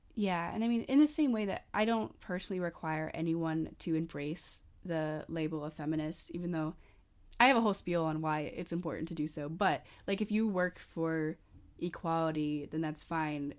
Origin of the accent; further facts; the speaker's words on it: United States; I'm an American college student.